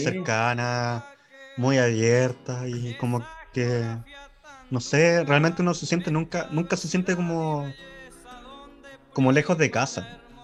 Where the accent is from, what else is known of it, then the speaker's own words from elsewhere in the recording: Chile; yo como chileno